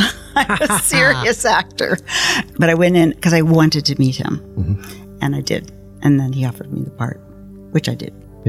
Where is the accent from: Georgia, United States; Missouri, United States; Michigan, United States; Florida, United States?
Missouri, United States; Ferguson; So I grew up in Ferguson, Missouri, North County, St. Louis, and went to University of Missouri, Columbia.